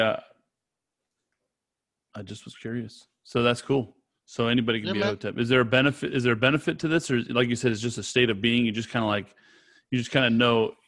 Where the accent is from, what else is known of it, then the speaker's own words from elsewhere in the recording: California, United States; I'm from California